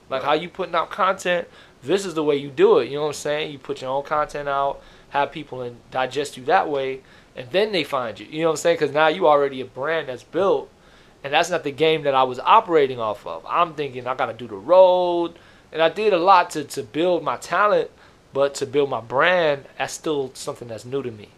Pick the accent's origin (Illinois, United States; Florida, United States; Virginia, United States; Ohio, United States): Florida, United States; Miami; now in Los Angeles, United States; I'm originally from Miami